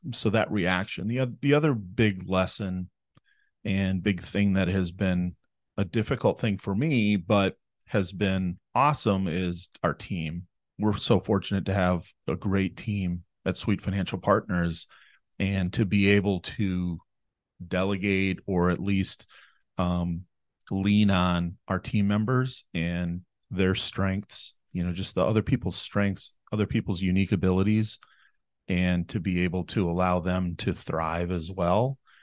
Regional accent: Fairmont, Minnesota, United States; I was born and raised here in Fairmont, Minnesota

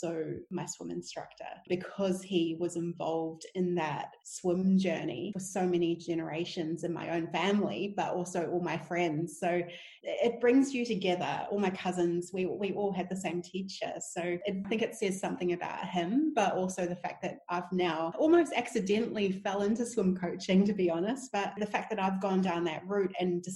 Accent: Wellington, New Zealand; I grew up in Wellington

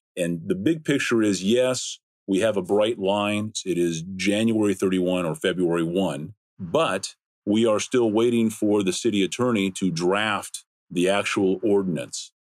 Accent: Los Angeles, California, United States; I am a native Angelenan, if that's such a word. Born and raised in Los Angeles. Went to school, both high school, college, and law school in the Los Angeles area.

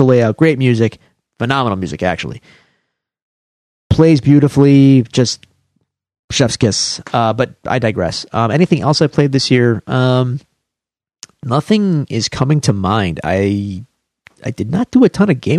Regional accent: Buffalo, New York, United States; I'm from Buffalo

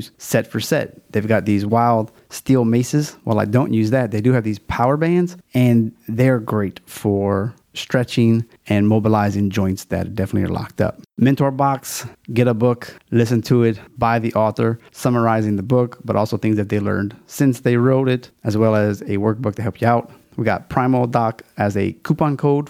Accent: Louisiana, United States; a Louisiana theme. It's my home state, so I'm kind of fond of it

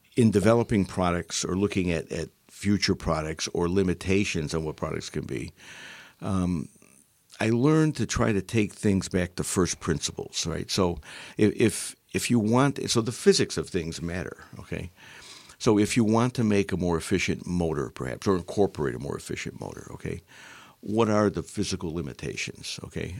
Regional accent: Utica, New York, United States; also born or lived in Syracuse, New York; I grew up in Utica, New York

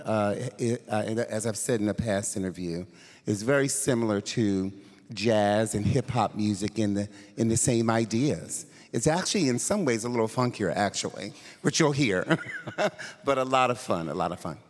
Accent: Philadelphia, Pennsylvania, United States; moved away; I'm originally from Philadelphia

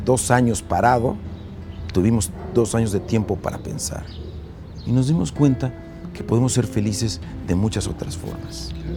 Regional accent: Mexico; Nosotros como mexicanos

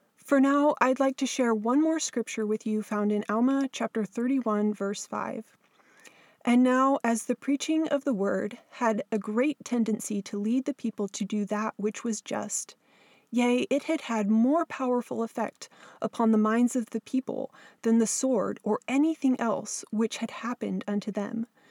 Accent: Southern California, United States; moved away as an adult; now in Alaska, United States; I grew up in Southern California, but have lived all my adult years in Alaska.

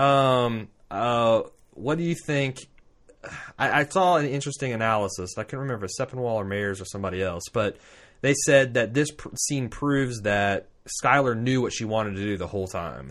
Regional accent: Indiana, United States; We're from Indiana.

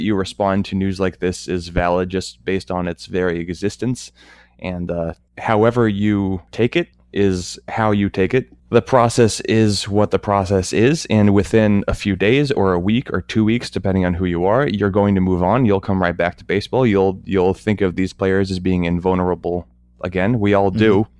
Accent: United States; I'm American

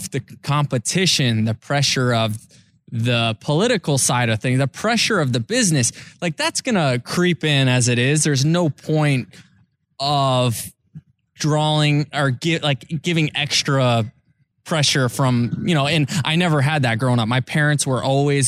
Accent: Tampa Bay, Florida, United States; I'm playing Major League Baseball in my hometown for a team that I grew up rooting for.

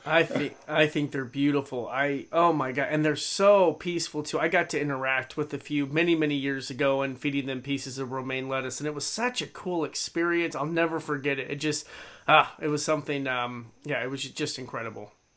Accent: Idaho, United States; here growing up in Idaho

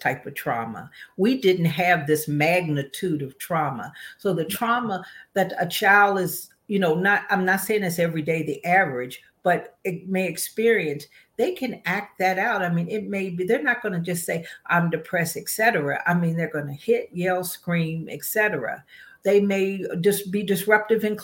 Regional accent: West Virginia, United States; I'm from West Virginia, so I'm a storyteller.

